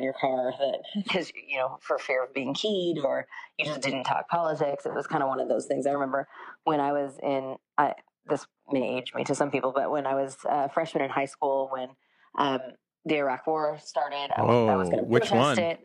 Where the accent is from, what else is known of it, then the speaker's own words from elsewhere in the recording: Santa Clarita, California, United States; also born or lived in Rosamond, California; I grew up in Rosemond, which is in the Antelope Valley, and it was a very small town right next to an Air Force base. And then I grew up in Santa Clarita